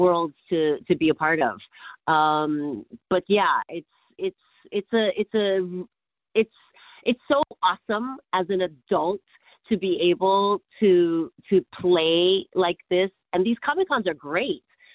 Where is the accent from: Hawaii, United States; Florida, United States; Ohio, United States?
Hawaii, United States; I grew up in Hawaii. I was born and raised in Hawaii.